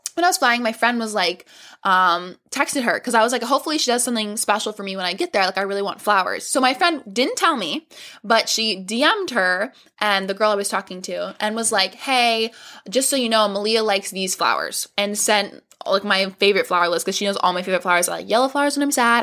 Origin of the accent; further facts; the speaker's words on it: Florida, United States; We're from Florida